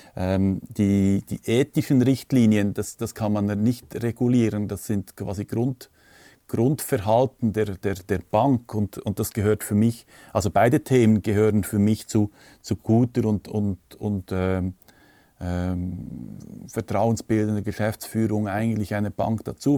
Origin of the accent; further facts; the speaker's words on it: Switzerland; bei uns in der Schweiz